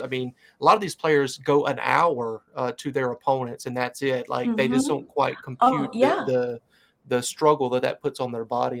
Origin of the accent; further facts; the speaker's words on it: Charlotte, North Carolina, United States; I grew up right outside of Charlotte